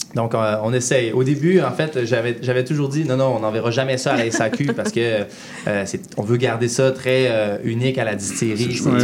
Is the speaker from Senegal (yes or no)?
no; Saint-David-de-Falardeau, Quebec, Canada; also born or lived in Lac-Saint-Jean; on vient de Saint-David de Falardo